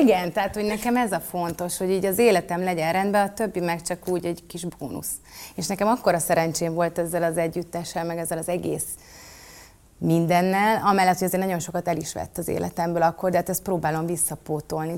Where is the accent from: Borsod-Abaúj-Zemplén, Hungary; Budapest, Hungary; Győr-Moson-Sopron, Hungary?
Budapest, Hungary; 12. kerületben születtem, és ott is, tehát hogy én egy, én egy budapesti lány vagyok.